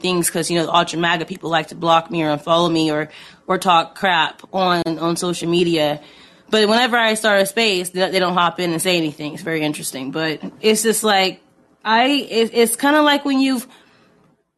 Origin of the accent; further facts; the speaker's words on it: Indiana, United States; I'm from Indiana, too